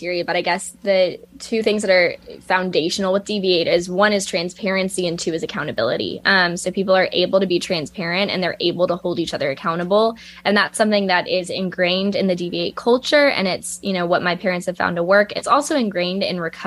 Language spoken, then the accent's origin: English; Lexington, Kentucky, United States; moved away as an adult; also born or lived in Georgia; now in Columbia, United States; they moved to Lexington, Kentucky, which is my hometown